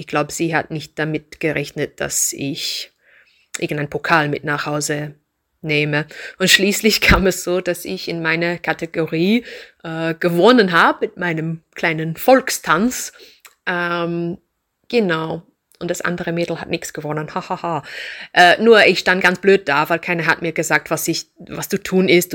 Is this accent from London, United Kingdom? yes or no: no; Reading, South East England, United Kingdom; German is a second language; now in Kirchdorf an der Krems, Austria; Ich bin geboren in England, in einer Industriestadt, ähnlich wie Linz. Ähm, die heißt Reading.